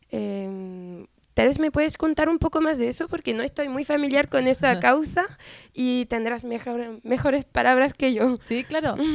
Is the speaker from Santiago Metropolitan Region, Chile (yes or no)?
yes; Santiago, Santiago Metropolitan Region, Chile; Soy chilena, nacida y criada en Santiago.